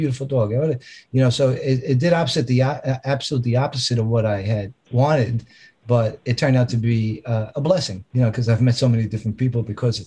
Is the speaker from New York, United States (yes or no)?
yes; New York City, New York, United States; also born or lived in Long Island, New York; I was born in the Bronx, and we moved out to Long Island when I was 13 years old